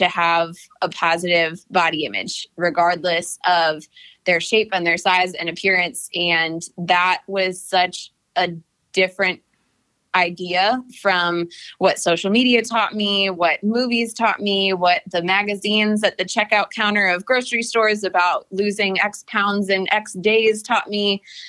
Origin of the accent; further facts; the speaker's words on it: Cleveland, Ohio, United States; now in Atlanta, United States; So I came from Cleveland, Ohio to Atlanta. I just had a total crush on Atlanta.